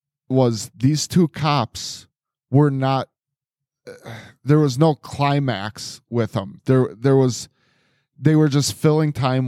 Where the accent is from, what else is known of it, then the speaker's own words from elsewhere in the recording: Wisconsin, United States; I'm from Wisconsin, bitch.